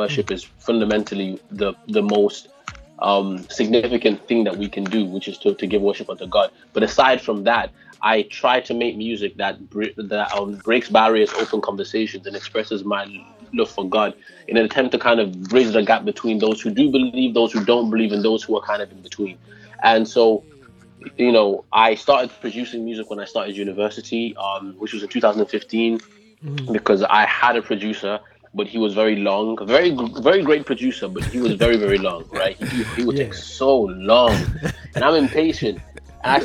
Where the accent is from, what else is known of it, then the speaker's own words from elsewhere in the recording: Wolverhampton, West Midlands, United Kingdom; But the accent, I remember growing up in Wolverhampton and I used to hear the accent.